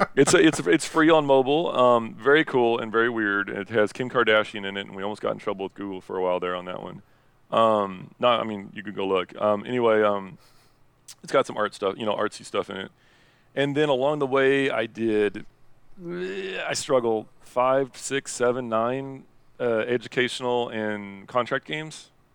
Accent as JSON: {"language": "English", "region": "Indiana", "country": "United States", "moved": "as an adult", "said": "I'm from Indiana and, uh, originally. And now, um, I traveled the world and now I'm back living in Indiana"}